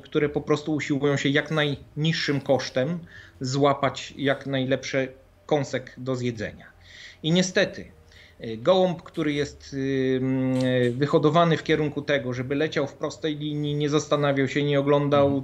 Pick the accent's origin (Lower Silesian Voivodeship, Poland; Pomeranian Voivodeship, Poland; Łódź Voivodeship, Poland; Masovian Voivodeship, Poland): Pomeranian Voivodeship, Poland; Gdańsk; ja pochodzę z Gdańska, więc, ym, gdzieś tam na północy